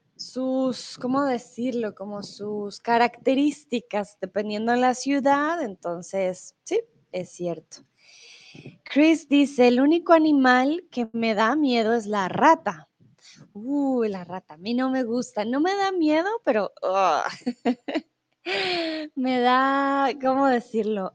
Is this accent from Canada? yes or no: no; Colombia; also born or lived in Mexico; now in Germany; Soy de Colombia. Comúnmente vivo en Alemania